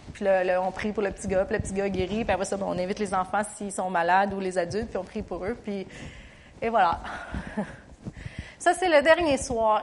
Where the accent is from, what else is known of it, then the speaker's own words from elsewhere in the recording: Canada; je chantais l'hymne national du Canada parce que je suis canadienne